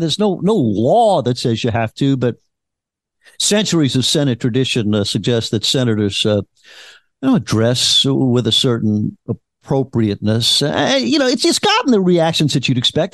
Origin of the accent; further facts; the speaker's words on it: Louisiana, United States; I am from Louisiana